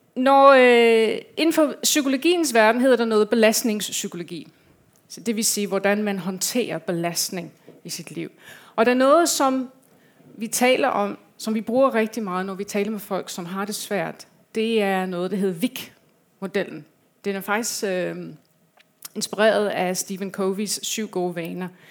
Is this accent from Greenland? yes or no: no; England, United Kingdom; Danish is a second language; now in Denmark; Jeg kommer fra øh, England. Jeg har lidt en accent.